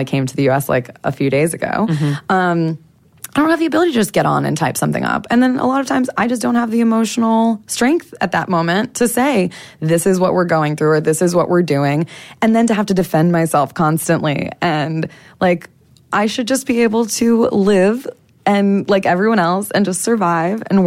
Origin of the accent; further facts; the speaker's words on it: United States; accent: American; moved away as an adult; also born or lived in Las Vegas; now in Dominica; my American accent